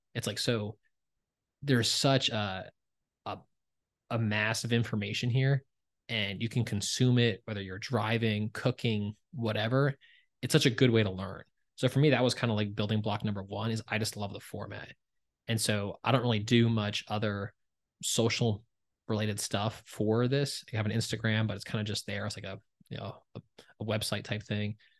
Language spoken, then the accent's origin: English; New Jersey, United States; I'm from Jersey